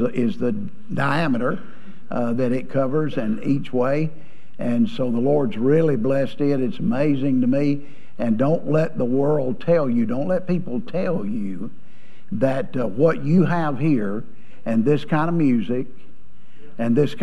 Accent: Georgia, United States; also born or lived in Alabama; I was born in Alabama and raised in Georgia

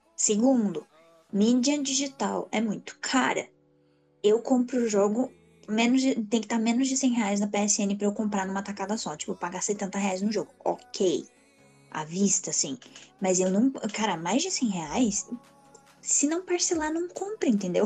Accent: Brazil; nós, como brasileiros

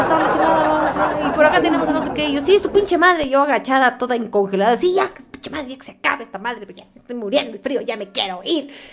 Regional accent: Mexico; Soy de México

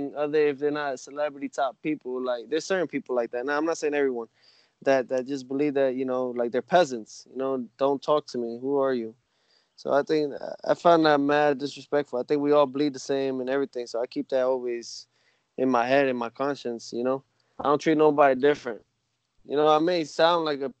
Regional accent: New York City, New York, United States; My father raised me like that in New York. You know, I was born in New York

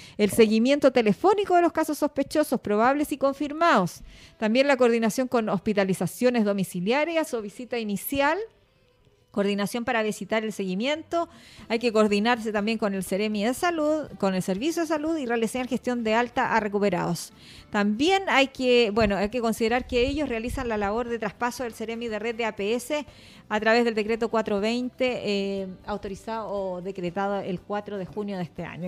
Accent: Chile; Nosotros los chilenos

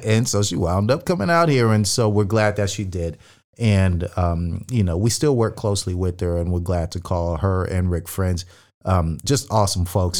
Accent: California, United States; also born or lived in Manhattan Beach; Cali born and raised.

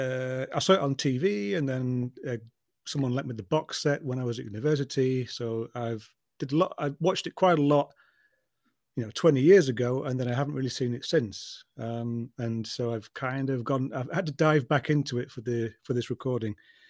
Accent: London, United Kingdom; I'm actually a Londoner born and bred, you see, as you can probably tell from my accent.

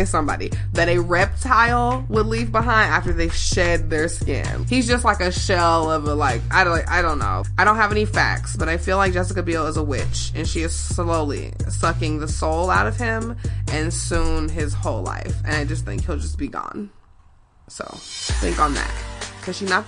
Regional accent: Chicago, Illinois, United States; I'm from Chicago

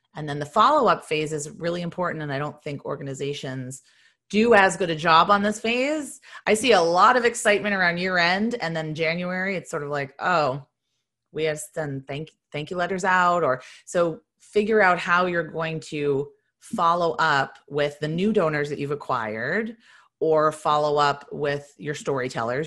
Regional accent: Boston, Massachusetts, United States; moved away as an adult; also born or lived in Virginia; I'm from Boston

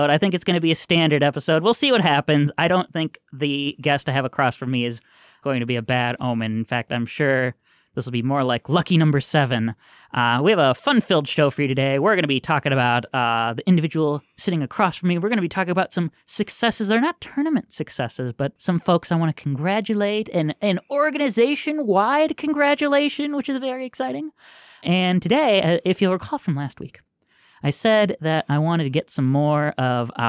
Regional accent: Sheboygan, Wisconsin, United States; I'm from Sheboygan, so I am familiar with Wausau.

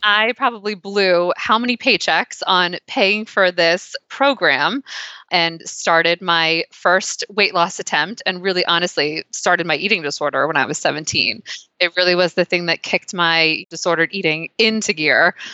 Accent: Pennsylvania, United States; growing up in Pennsylvania

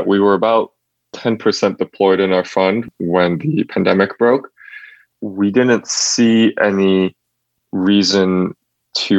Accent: near Niagara Falls outside of Buffalo, New York, United States; I grew up near Niagara Falls outside of Buffalo, New York

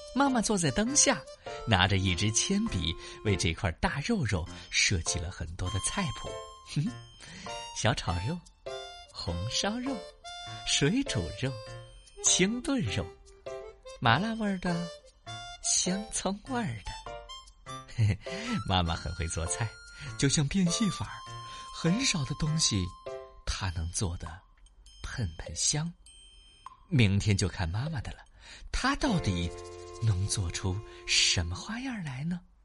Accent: Xi'an, Shaanxi, China; 我们西安的疫情有一些反复

